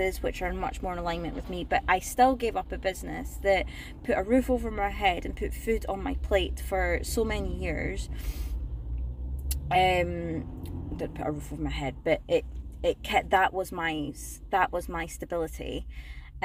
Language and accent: English; Scotland, United Kingdom; moved away as an adult; also born or lived in south of England; now in England, United Kingdom; I'm initially from Scotland and I moved down south at the start of the first lockdown of the pandemic